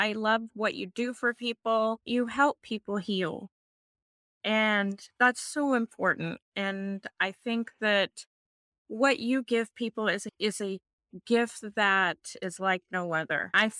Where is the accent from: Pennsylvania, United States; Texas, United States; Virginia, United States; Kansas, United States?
Kansas, United States; Wichita; I am from Wichita, Kansas.